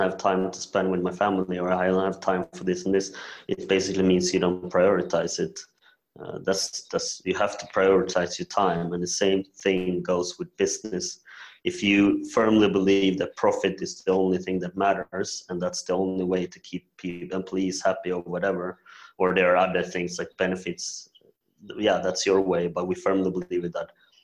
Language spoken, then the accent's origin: English; Sweden; also born or lived in South Korea; I'm adopted from South Korea when I was 1.5 years old to Sweden